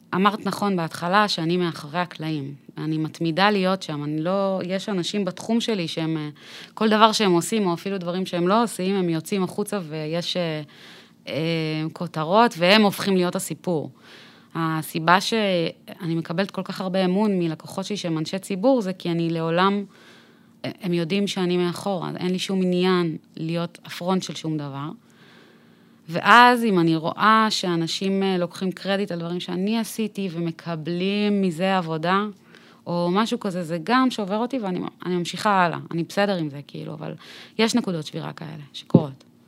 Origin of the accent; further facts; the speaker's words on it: Tel Aviv, Tel Aviv District, Israel; also born or lived in Bat Yam; גדלתי בצפון תל אביב, בהדר יוסף